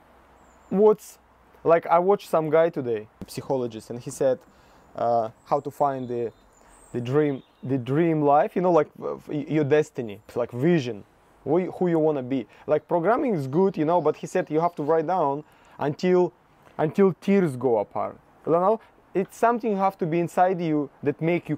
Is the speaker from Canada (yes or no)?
no; Russia; English is a second language; moved away; I'm from Russia